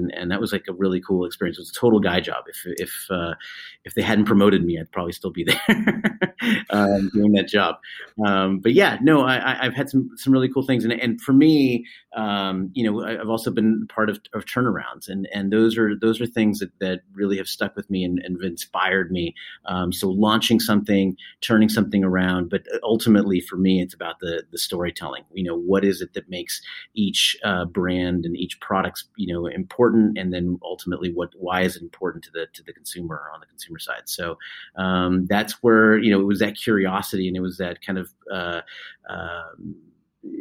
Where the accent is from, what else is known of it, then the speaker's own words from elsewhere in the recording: California, United States; now in Boston, United States; I'm originally from California